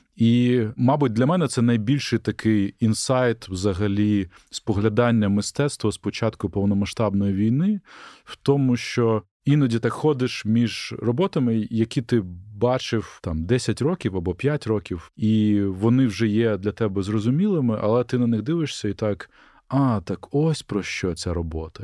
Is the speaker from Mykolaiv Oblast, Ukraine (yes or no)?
yes; Mykolaiv, Mykolaiv Oblast, Ukraine; моє рідне місто Миколаїв